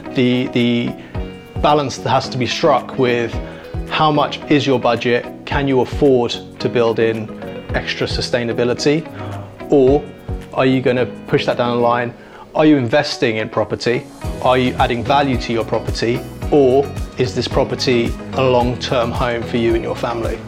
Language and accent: English; London, United Kingdom; I grew up in West Kensington, so I know the area very well.